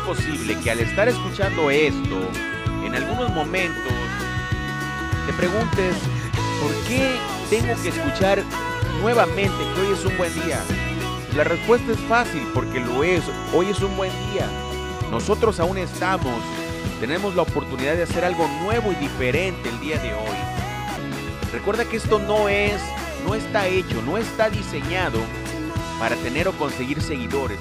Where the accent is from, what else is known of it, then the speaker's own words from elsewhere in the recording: Lerdo de Tejada, Veracruz, Mexico; mi gente de Ciudad Lerdo de Tejada, Veracruz, México, mi tierra natal